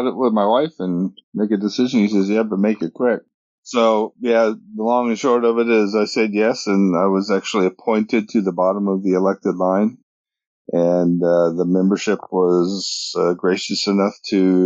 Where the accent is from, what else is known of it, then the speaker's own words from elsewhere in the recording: Ludlow, Illinois, United States; also born or lived in Hawaii; now in Georgia, United States; I grew up in Ludlow